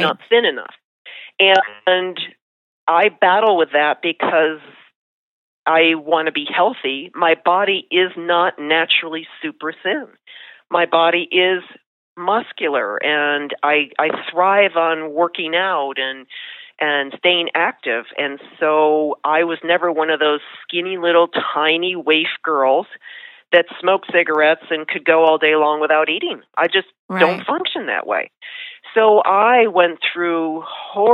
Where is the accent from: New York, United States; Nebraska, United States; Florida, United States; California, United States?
New York, United States; Buffalo; moved away as an adult; I grew up in Buffalo, New York.